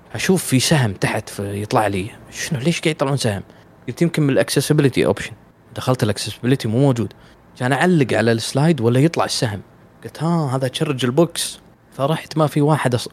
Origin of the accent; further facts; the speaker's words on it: Kuwait; في الديوانيه عندنا بالكويت